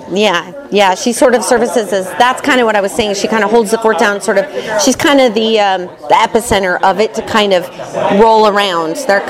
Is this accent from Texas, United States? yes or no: no; Butte, Montana, United States; moved away as an adult; also born or lived in Missoula, Montana / Irvine, California; now in Los Angeles, United States; here at the Chance Theater. I am originally from Montana. I grew up in Butte, Montana, a little copper Irish mining town up there.